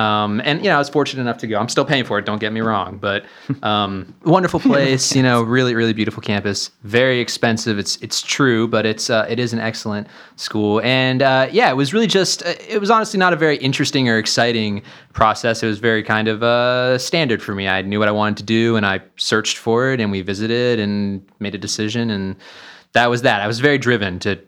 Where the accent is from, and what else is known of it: Pennsylvania, United States